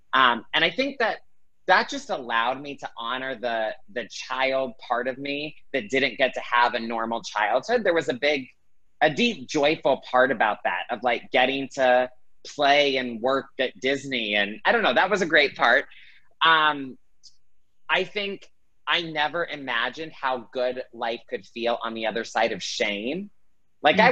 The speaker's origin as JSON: {"language": "English", "town": "Greenville", "region": "South Carolina", "country": "United States", "tie": "born or raised there", "moved": "yes", "lives_now": "Los Angeles, United States", "said": "I grew up in Greenville, South Carolina, so I definitely have Southern roots in me"}